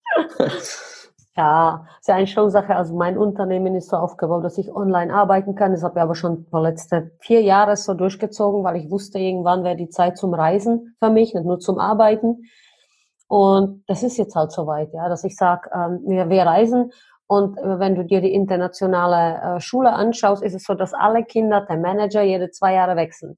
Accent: Germany; als Deutsche

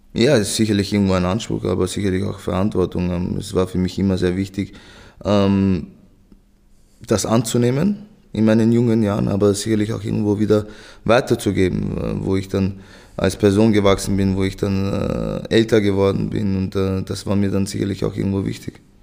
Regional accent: Vienna, Austria; ich bin ja in Wien geboren, da aufgewachsen

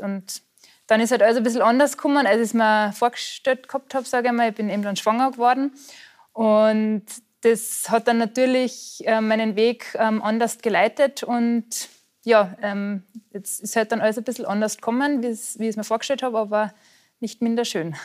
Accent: Austria; moved away as an adult; also born or lived in Allgäu, Bavaria; now in Germany

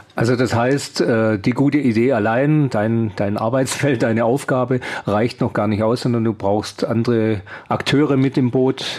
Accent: Esslingen, Baden-Württemberg, Germany; in meiner Heimatstadt in Esslingen

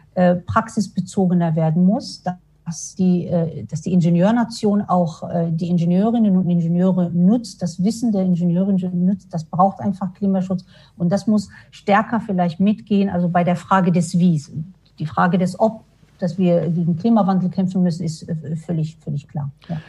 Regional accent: Morocco; now in Darmstadt, Germany; Ich komme ja ursprünglich aus Marokko

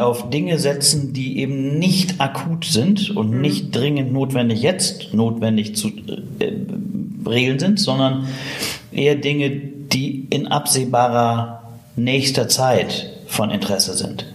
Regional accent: Witten, North Rhine-Westphalia, Germany; also born or lived in Bochum; bin aus Bochum gebürtig, in Witten aufgewachsen

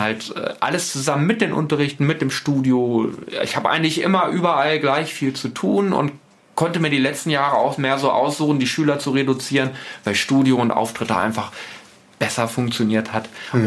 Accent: Osterode am Harz, Lower Saxony, Germany; also born or lived in Celle; die Fuba hier in Osterode in Gittelde, großer Leiterplattenhersteller

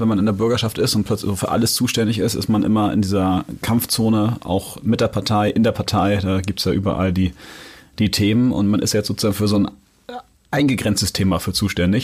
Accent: Hamburg, Germany; ich bin in, ja, in Jenfeld aufgewachsen

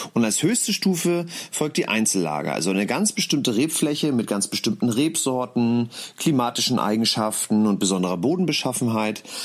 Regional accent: Mecklenburg-Vorpommern, Germany; weil ich gebürtiger Mecklenburger bin

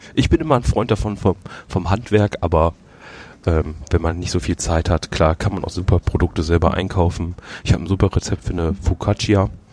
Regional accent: Düsseldorf, North Rhine-Westphalia, Germany; ich bin ja gebürtiger Düsseldorfer.

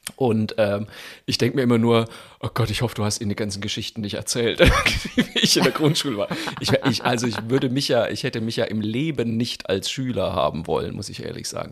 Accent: Zeil am Main, Bavaria, Germany; moved away; in Zeil am Main auftrete, wo ich aufgewachsen bin

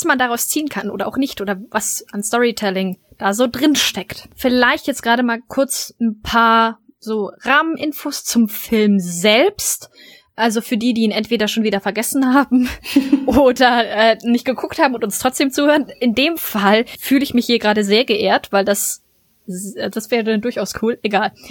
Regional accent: Cologne, North Rhine-Westphalia, Germany; naja, ganz eigentlich bin ich ja Kölnerin

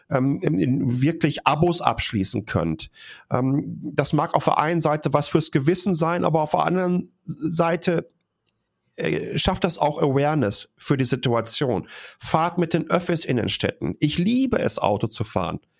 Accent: North Rhine-Westphalia, Germany; Ich komme aus einer, ähm, ich komme aus dem Ruhrgebiet, ich komme aus einer Bergbaufamilie.

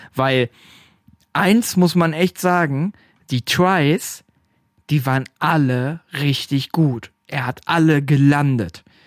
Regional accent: Stadtlohn, North Rhine-Westphalia, Germany; bei uns in Stadtlohn

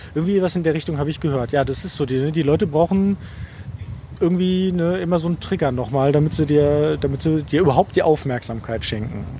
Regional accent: Germany; bei uns in Deutschland

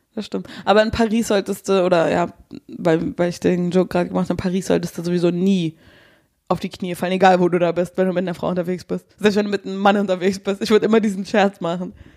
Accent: Nauen, Brandenburg, Germany; moved away; in der Stadt aufgenommen, wo ich zur Schule gegangen bin

